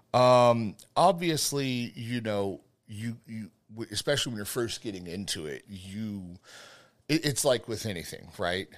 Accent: Fort Hood, Texas, United States; I grew up on Fort Hood, you know, so most of my time has been in this area

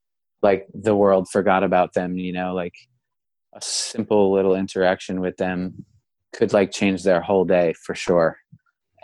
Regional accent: United States; now in New York City, United States; being an American

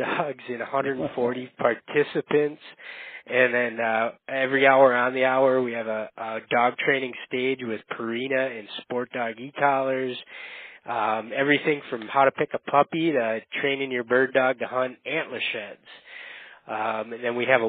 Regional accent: Upper Peninsula of Michigan, United States; moved away as an adult; now in Minnesota, United States; I grew up in the Upper Peninsula of Michigan. So if you're familiar with the term youper, I'm a youper.

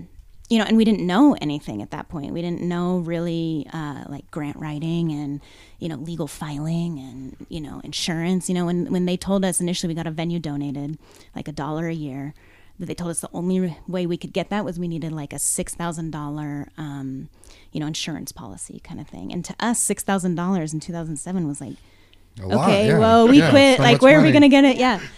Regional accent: Seattle, Washington, United States; I came from Seattle, which obviously is a very different world, you know, in terms of fundraising.

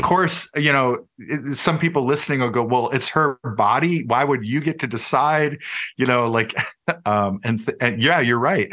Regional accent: Minneapolis–Saint Paul, Minnesota, United States; I grew up in the Twin Cities

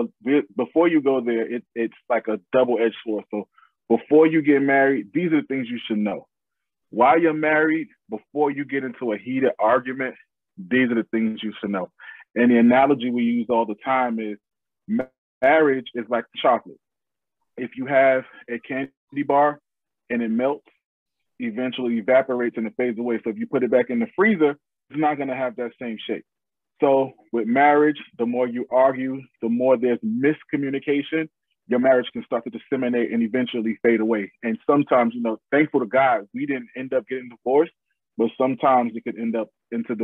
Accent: New York City, New York, United States; also born or lived in Atlanta; now in Charlotte, United States; I'm originally from New York City. I've lived in Atlanta. Now we reside in Charlotte.

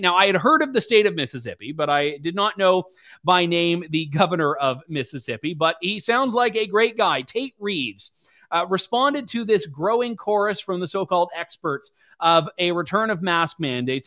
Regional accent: Canada; as a Canadian

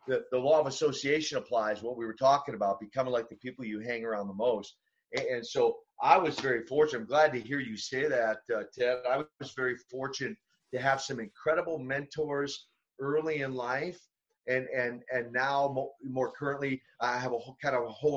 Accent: Minnesota, United States; I'm from Minnesota, and so I didn't grow up in Russia

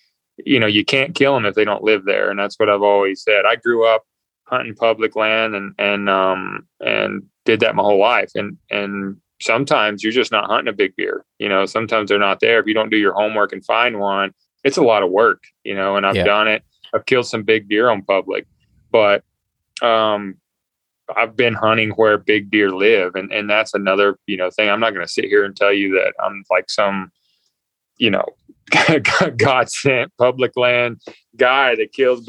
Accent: the Carolinas, United States; Cause I grew up in the Carolinas.

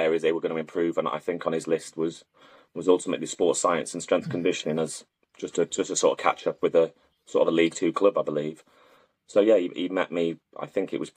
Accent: Wrexham, Wales, United Kingdom; now in Ascot, United Kingdom; I actually live in Ascot. I'm originally from North Wales. I'm actually from Wrexham.

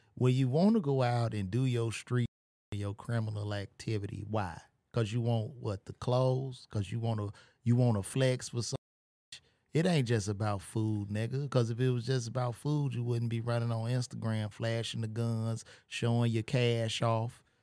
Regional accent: United States; we have as U S citizens

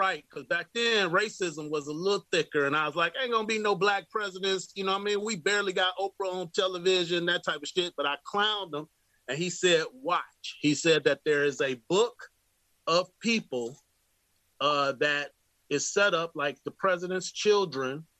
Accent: Chicago, Illinois, United States; I grew up in Chicago, obviously. 95th and Peoria on the south side of Chicago

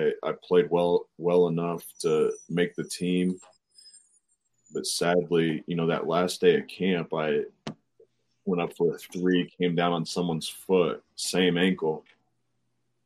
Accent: Fort Wayne, Indiana, United States; my rookie season in my hometown

